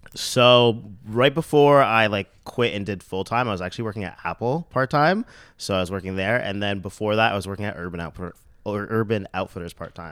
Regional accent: Mississauga, Ontario, Canada; now in Toronto, Canada; I'm from Saga

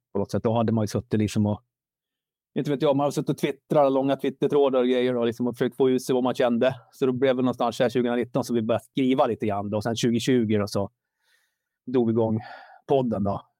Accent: Sandviken, Gävleborg County, Sweden; jag är född, jag, jag är sandvikare.

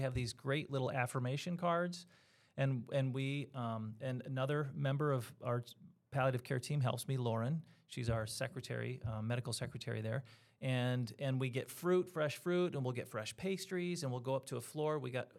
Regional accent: New York, United States; And I was from Central and Western New York for my life.

